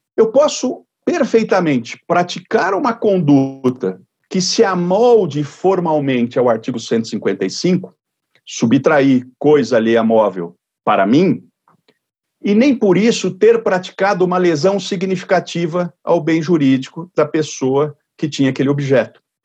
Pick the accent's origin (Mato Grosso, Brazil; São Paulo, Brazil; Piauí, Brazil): São Paulo, Brazil; Jaú; na cidade de Jaú, que aliás é minha cidade natal